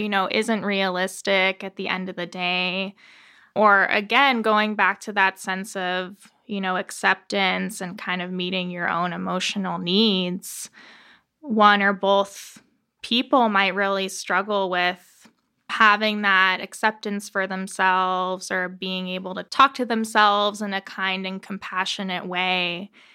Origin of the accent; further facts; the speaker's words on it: Tucson, Arizona, United States; I was born and raised here in Tucson